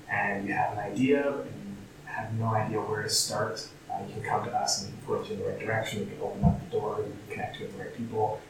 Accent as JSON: {"language": "English", "area": "just outside Toronto", "region": "Ontario", "country": "Canada", "tie": "born or raised there", "moved": "as an adult", "lives_now": "Calgary, Canada", "said": "I grew up in just outside Toronto"}